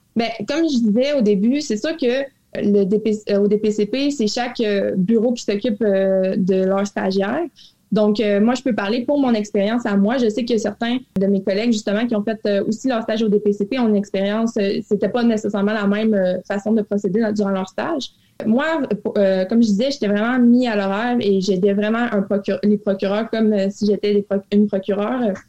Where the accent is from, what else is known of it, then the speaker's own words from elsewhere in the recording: Abitibi, Quebec, Canada; also born or lived in Montreal; je suis originaire de la BCB. J'ai fait mon cégep en région